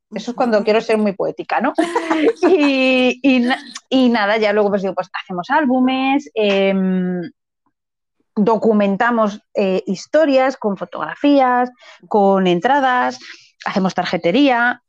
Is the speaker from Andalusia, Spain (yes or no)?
no; Madrid, Community of Madrid, Spain; yo soy de Madrid